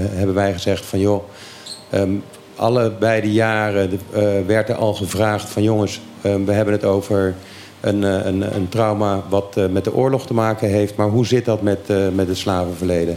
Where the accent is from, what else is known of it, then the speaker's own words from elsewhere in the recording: Curaçao; Ik ben opgegroeid op Curaçao